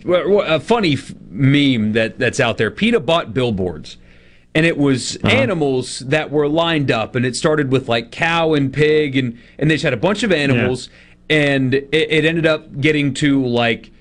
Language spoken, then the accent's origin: English; South Carolina, United States; moved away; growing up in South Carolina, we'd go to the coast and catch blue crab